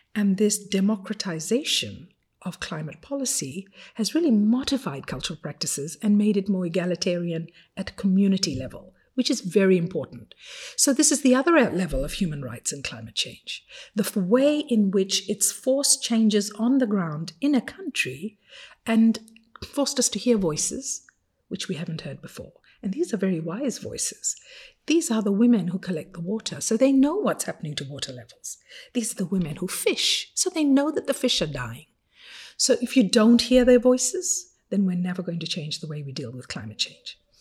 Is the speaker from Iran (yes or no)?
no; Fiji; English is a second language; moved away as an adult; now in Geneva, Switzerland; from the age of five, when I first learned to read, and English was not my first language, as you can imagine, my father used to take us to the Silver City Library every Saturday morning